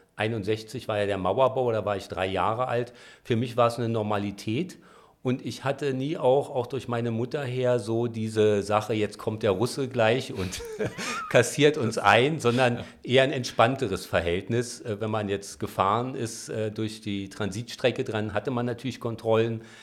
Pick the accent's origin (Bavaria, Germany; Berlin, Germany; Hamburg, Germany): Berlin, Germany; Ich bin in Spandau aufgewachsen, da im Waldkrankenhaus geboren